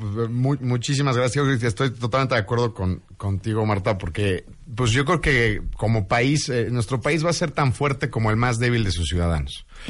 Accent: Mexico; lo que somos, que es mexicanos

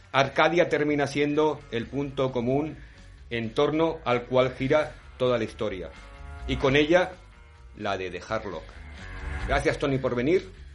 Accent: Santa Coloma de Gramenet, Catalonia, Spain; Llegamos a casa a Santa Coloma

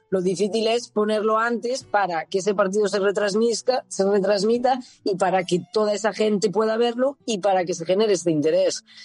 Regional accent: Santiago de Compostela, Galicia, Spain; moved away as an adult; also born or lived in Zaragoza / Barcelona; now in Italy; en mi ciudad natal, en, Santiago

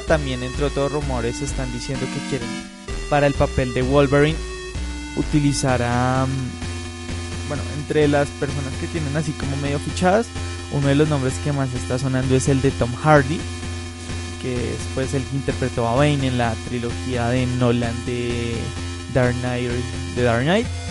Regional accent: Colombia

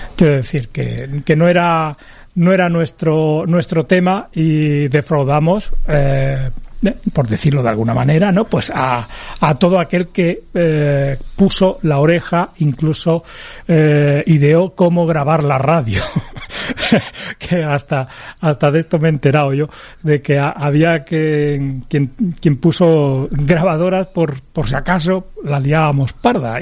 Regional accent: L'Hospitalet de Llobregat, Catalonia, Spain; moved away as an adult; now in Andalusia, Spain; yo me crié en el Valle de en Hospitalet, en Cornellá, eh, en toda esa zona que abandoné en el año 2000, porque me mudé aquí a, Andalucía

